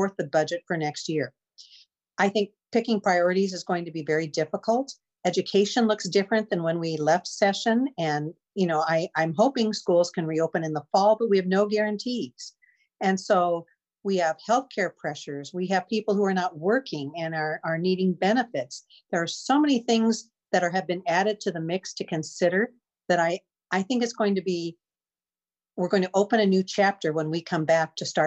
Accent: Iowa City, Iowa, United States; I was born and raised in Iowa City. I'm a fourth generation Iowa Cityan

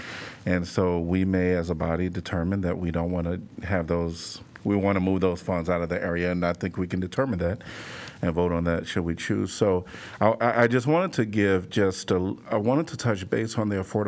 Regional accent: Chicago, Illinois, United States; now in Iowa City, United States; I'm from Chicago and wasn't from the wealthiest community

